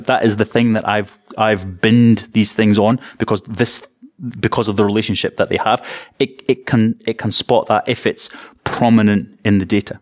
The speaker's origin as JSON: {"language": "English", "region": "East Coast of Scotland", "country": "United Kingdom", "said": "I'm from the East Coast of Scotland"}